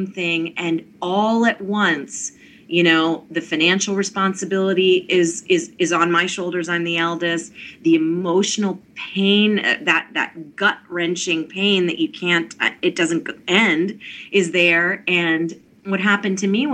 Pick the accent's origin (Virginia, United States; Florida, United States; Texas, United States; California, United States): Virginia, United States; Mount Vernon; I grew up in Mount Vernon meditating